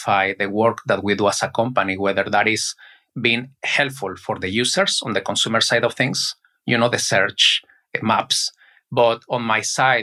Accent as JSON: {"language": "English", "country": "Mexico", "also_born_or_lived": "South Korea / United States", "second_language": "English", "moved": "as an adult", "said": "I was in Mexico, where I am originally from. Probably you can notice by my accent"}